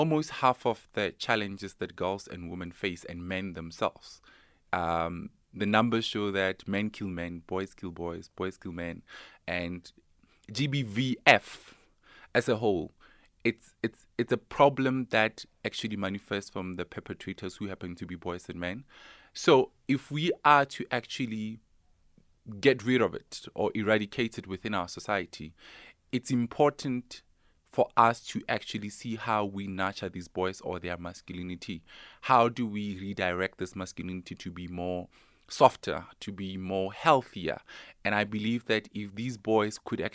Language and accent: English; South Africa; you're South African? I'm like, yeah, guys, I am.